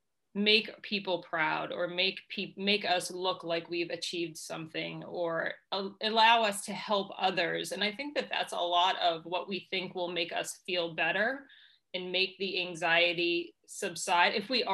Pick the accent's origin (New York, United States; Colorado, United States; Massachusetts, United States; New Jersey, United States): Massachusetts, United States; No, I grew up here. I was born just outside of Boston.